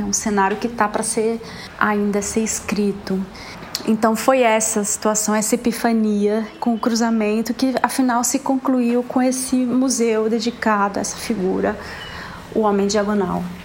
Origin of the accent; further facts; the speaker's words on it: Ribeirão Preto, São Paulo, Brazil; also born or lived in Rio de Janeiro; now in São Paulo, Brazil; Eu sou paulista, nascida em Ribeirão Preto em 71 e atualmente estou em São Paulo.